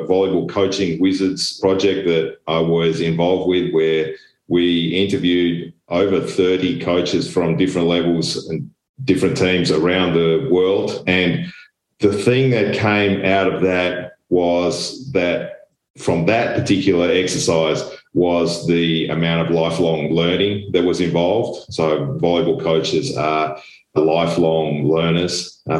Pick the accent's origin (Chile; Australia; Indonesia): Australia; moved away as an adult; also born or lived in Germany / Belgium / Italy / Poland; now in Friedrichshafen, Germany; I am Australian with European parentage and have been in Europe for the last nearly 20 years